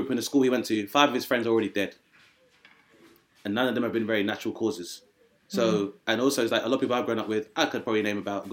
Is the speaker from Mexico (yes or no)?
no; Grenada; also born or lived in United Kingdom; where I'm from, Grenada was like formerly a French colony as well.